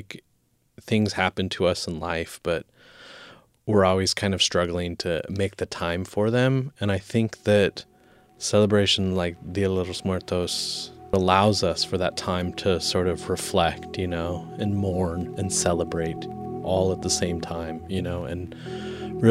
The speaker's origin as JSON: {"language": "English", "country": "United States", "tie": "born or raised there", "said": "Growing up in the United States"}